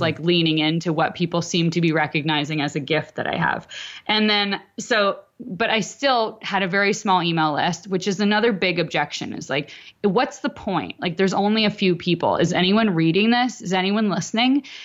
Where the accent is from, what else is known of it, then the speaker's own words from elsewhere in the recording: Canada; I'm Canadian.